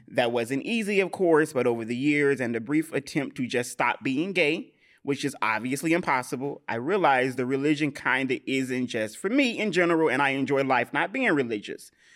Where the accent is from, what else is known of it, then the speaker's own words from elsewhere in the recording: the South, United States; I'm from the South